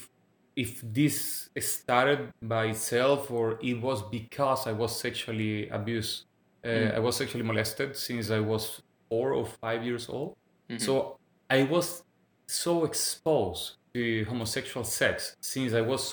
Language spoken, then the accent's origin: English; Venezuela; English is a second language; moved away as an adult; now in Quebec, Canada; I'm from Venezuela. But I would say that even English is my third language because it has been 7 years I live in Quebec, in Canada.